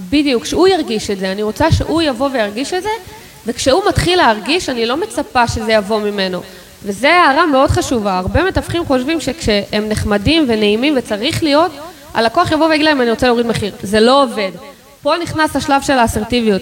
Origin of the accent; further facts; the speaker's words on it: Israel; אנחנו כישראלים